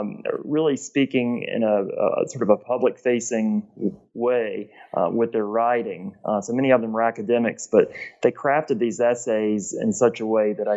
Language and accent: English; Gainesville, Georgia, United States; I'm originally from Gainesville, Georgia, which is in northeast Georgia between Atlanta and the Appalachian Mountains.